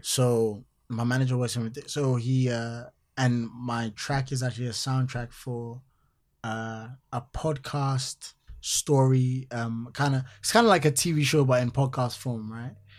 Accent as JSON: {"language": "English", "town": "Accra", "region": "Greater Accra", "country": "Ghana", "tie": "born or raised there", "said": "growing up in Accra"}